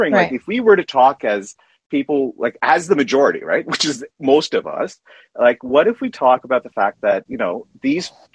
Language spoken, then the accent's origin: English; Canada; I'm a Canadian